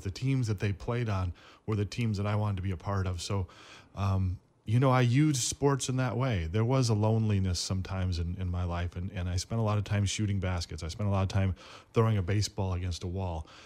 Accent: Flint, Michigan, United States; moved away as an adult; growing up in Flint

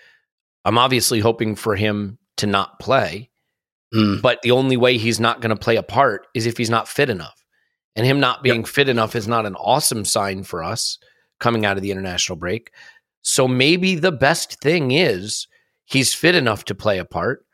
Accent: United States; As an American, the thing that I can say is I grew up in American sport

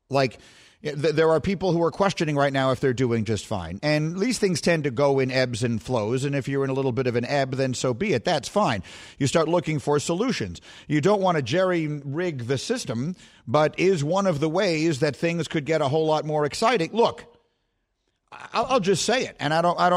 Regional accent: New York, United States; also born or lived in Chicago; I grew up in New York, I grew up again in Chicago. And, and so those are the two sort of my home places.

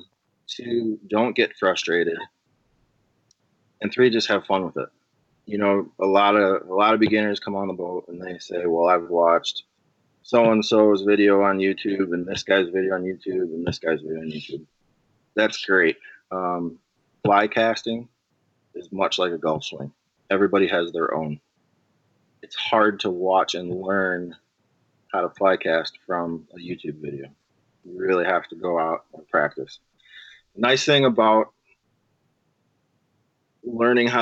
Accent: Illinois, United States; I'm born and raised in Illinois

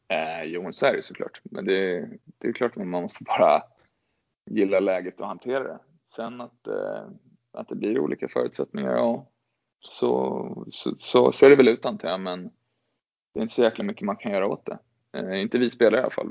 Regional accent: Gävle, Gävleborg County, Sweden; startade karriären här, här hemma i Gävle

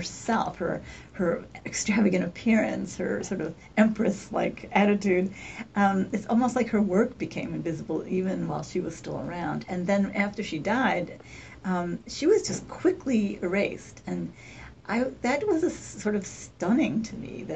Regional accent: Poughkeepsie, New York, United States; where I grew up in Poughkeepsie on the Hudson River

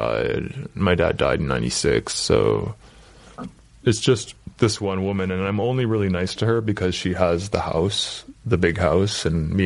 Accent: Toronto, Ontario, Canada; moved away as an adult; also born or lived in Vancouver; I was born in Toronto in 74. I moved to Vancouver in late 2002

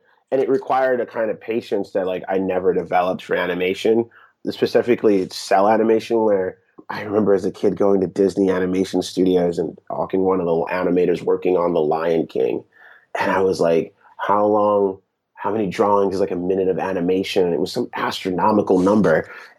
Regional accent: France; So growing up in Europe in the 80s, France was importing almost all of its entertainment from Japan. So I grew up on tons of Japanese television dubbed into French.

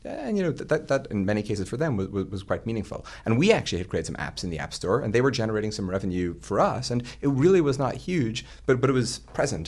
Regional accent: Ireland; moved away; when I was growing up in Ireland

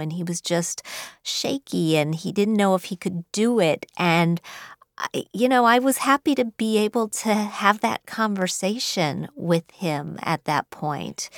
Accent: Wheeling, West Virginia, United States; I grew up in Wheeling, West Virginia

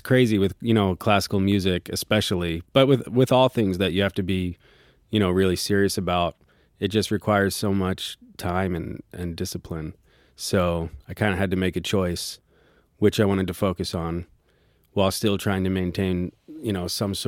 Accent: Philadelphia, Pennsylvania, United States; I'm from Philadelphia and started playing piano when I was 4

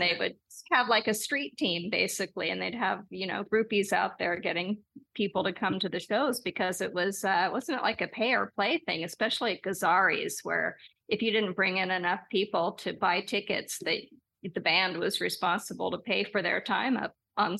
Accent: Los Angeles, California, United States; it is about growing up in Los Angeles with my wild mom and my rockin' dad, but it's also a parallel history of Los Angeles.

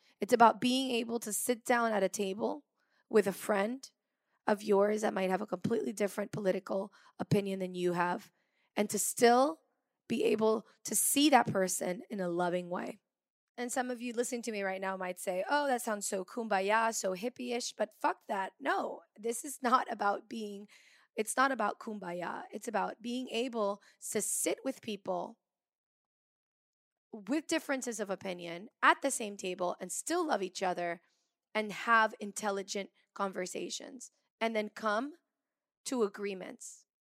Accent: France; because I grew up partly in France too, so I have a very French side to my personality.

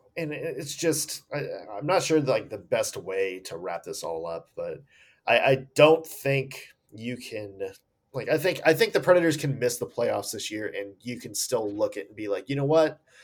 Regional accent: Nashville, Tennessee, United States; now in Ohio, United States; I am from Nashville.

